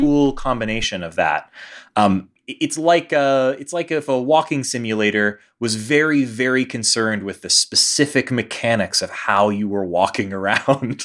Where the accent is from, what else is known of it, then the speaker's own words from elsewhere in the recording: Houston, Texas, United States; now in Denver, United States; this is sort of a return home for me. I, I'm, you know, from Houston